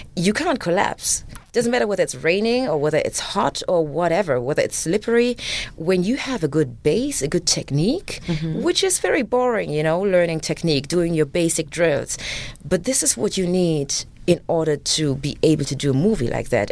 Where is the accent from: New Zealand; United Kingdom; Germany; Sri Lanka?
Germany; English is a second language; moved away; also born or lived in Uganda; me being raised in Germany